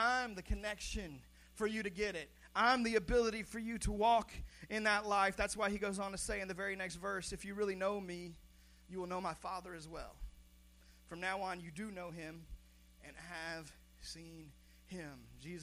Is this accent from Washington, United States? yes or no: yes; Seattle, Washington, United States; I was born in Seattle, Washington